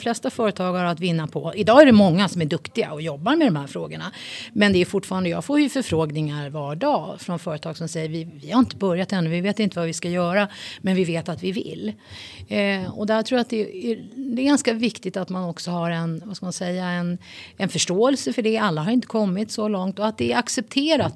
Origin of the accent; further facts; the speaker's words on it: Sweden; född och uppväxt i Sverige